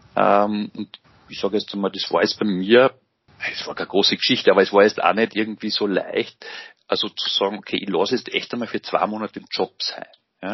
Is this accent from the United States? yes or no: no; Engerwitzdorf, Upper Austria, Austria; Ich bin gebürtiger Mühviertler, kann man vielleicht auch dazu sagen, und äh, bin in Engerwiesdorf aufgewachsen